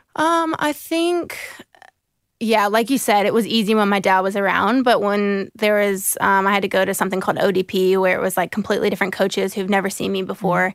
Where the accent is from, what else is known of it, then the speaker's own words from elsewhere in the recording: Jacksonville, Florida, United States; also born or lived in South Carolina / Seattle / Brisbane; I was born in South Carolina, and I moved when I was two to Jacksonville, Florida, and I've spent the rest of my life there so far.